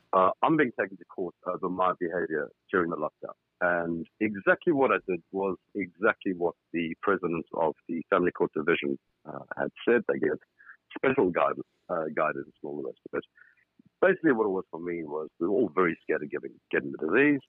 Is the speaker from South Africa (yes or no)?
yes; South Africa; now in United Kingdom; despite my accent, I should just clear it up very quickly. That's uh, I'm in the United Kingdom, not in South Africa anymore